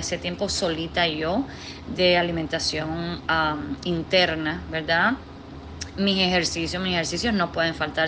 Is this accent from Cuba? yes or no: yes; Cuba; moved away as an adult; now in Washington, D.C., United States; nací en Cuba, me crié en Cuba hasta los 20 años